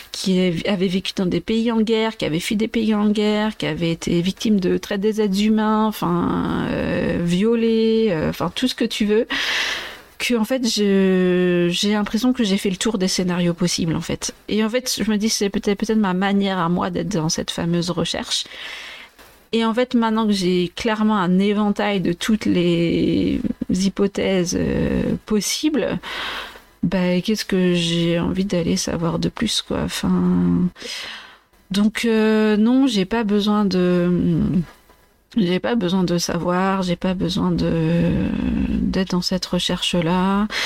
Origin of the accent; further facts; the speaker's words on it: Vendée, Pays de la Loire, France; also born or lived in Maceió, Brazil; je suis tellement de Vendée